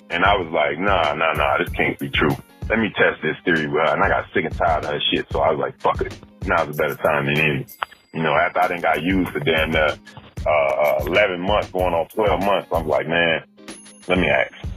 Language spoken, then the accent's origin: English; United States; I'm black American